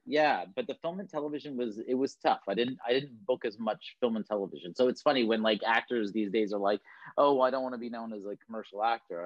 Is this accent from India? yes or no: no; Toronto, Ontario, Canada; moved away as an adult; now in Vancouver, Canada; I was born and raised in Toronto, Ontario